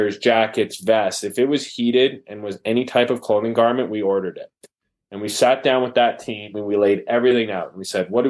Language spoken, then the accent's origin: English; Calgary, Alberta, Canada; also born or lived in San Francisco; Born and raised in Calgary, Alberta